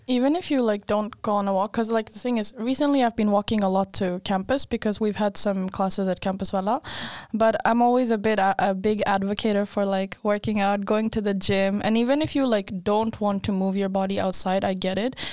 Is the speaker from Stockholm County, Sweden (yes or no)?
no; Skåne, Sweden; now in Linköping, Sweden; I grew up in Sweden